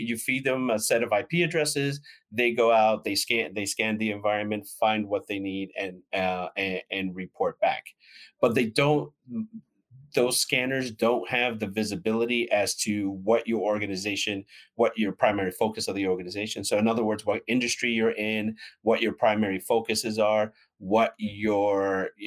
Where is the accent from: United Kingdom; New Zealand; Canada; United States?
United States; New York City, New York; now in DeLand, United States; I am originally from New York City, but I now make my home in sunny Deland, Florida